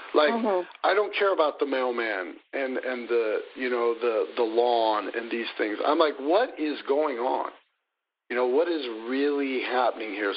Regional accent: Des Moines, Iowa, United States; moved away; I'm born and raised in Des Moines, Iowa, Midwest boy

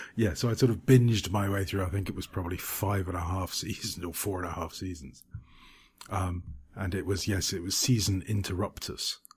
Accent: United Kingdom; now in Cyprus; as we're British

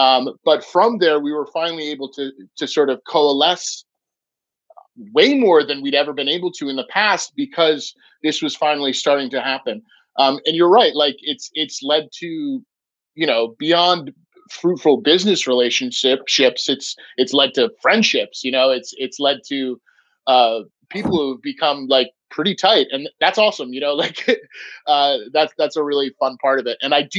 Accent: Vermont, United States; We do it the Vermont way. We're from Vermont. We do what we want, right?

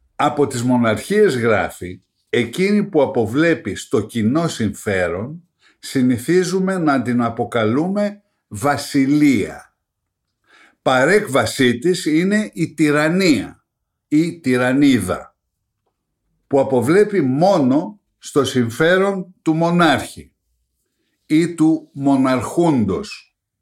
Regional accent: Greece; ως Έλληνες

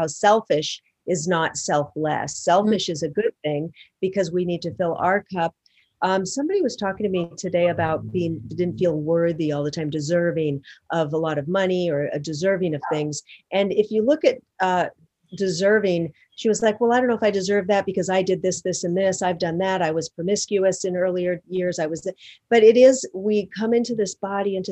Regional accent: Seattle, Washington, United States; now in Los Angeles, United States; Seattle, my hometown. I live in Los Angeles

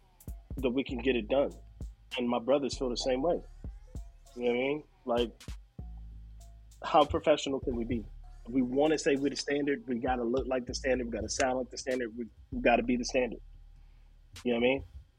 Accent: Virginia, United States; I'm originally from Virginia

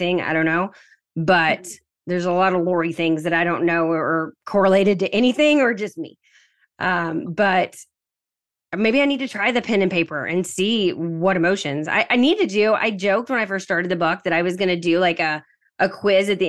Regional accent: Southern United States, United States; accent: Southern; my weird Southern accent

